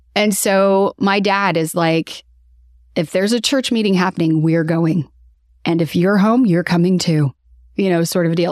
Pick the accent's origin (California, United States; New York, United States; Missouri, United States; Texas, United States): Missouri, United States; Kansas City; I was born and raised here in Kansas City